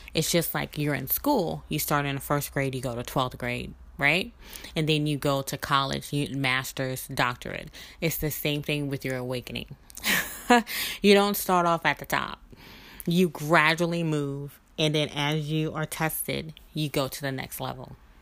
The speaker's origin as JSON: {"language": "English", "region": "Mississippi", "country": "United States", "tie": "born or raised there", "also_born_or_lived": "New Orleans, Louisiana", "accent": "Southern", "moved": "as an adult", "said": "I am a Southern girl, born and raised in Mississippi"}